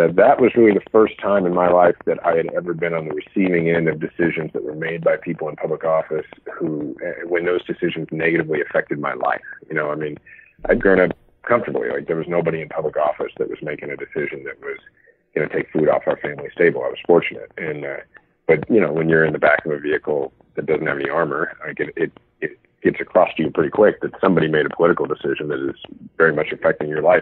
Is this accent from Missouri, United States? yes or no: yes; Kansas City, Missouri, United States; I come from the Kansas City area